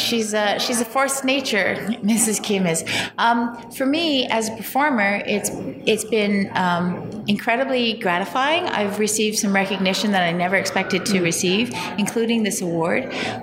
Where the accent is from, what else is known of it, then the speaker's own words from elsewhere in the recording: Canada; as a Canadian artist.